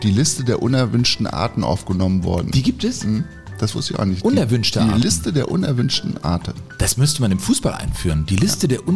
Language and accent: German; Herne, North Rhine-Westphalia, Germany; Ich bin nicht nur ein Kind des Ruhrgebiets, sondern supporte den SV Sodingen auch hin und wieder bei Spielen in der Westfalenliga